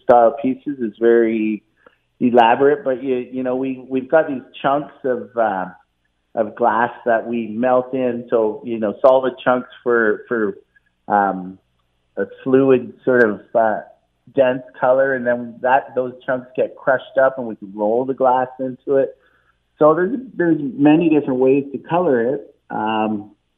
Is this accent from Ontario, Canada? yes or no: yes; Burlington, Ontario, Canada; also born or lived in western Canada; I'm from Burlington originally